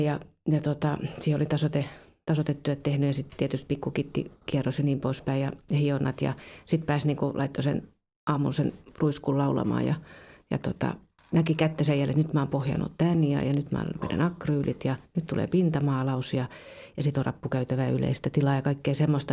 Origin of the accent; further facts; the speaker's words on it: Kuusankoski, Kymenlaakso, Finland; moved away as an adult; also born or lived in Turku; mä oon siis Kuusakoskelta kotoisin ja mä lähdin sitten kaksikymppisenä tuonne Turkuun pelaamaan jalkapalloa